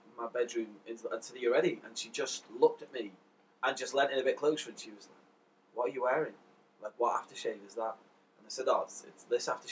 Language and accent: English; Wales, United Kingdom; I'm from Wales